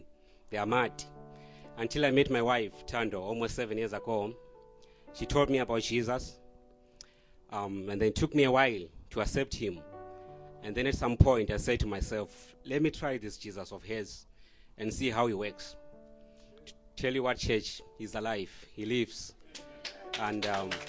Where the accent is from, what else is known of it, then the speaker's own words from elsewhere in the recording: Zimbabwe; moved away; I am original from Zimbabwe, which is a country south in the southern of Africa